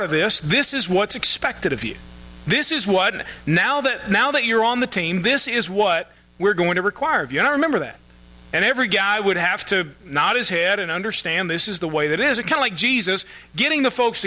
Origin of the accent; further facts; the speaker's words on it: United States; we as American Christians